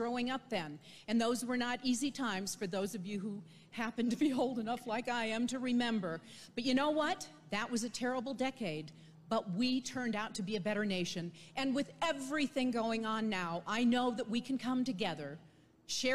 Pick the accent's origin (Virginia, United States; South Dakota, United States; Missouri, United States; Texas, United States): South Dakota, United States; moved away; back in my home state of South Dakota